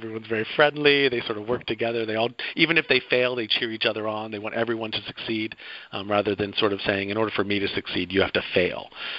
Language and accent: English; Athens, Georgia, United States; It's also my hometown, Athens, Georgia, so I feel a lot of connection there.